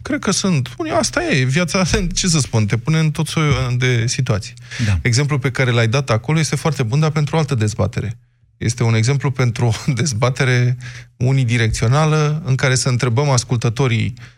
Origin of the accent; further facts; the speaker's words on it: Bucharest, Romania; sunt bucureștean născut aici